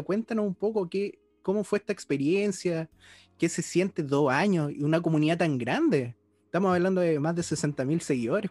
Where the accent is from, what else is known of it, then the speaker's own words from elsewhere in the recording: Osorno, Los Lagos, Chile; yo soy de Osorno